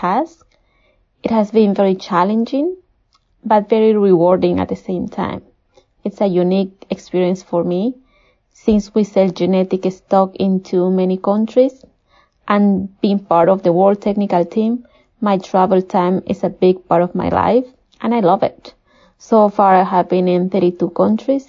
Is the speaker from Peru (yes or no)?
yes; Peru; moved away as an adult; I was born and raised in Peru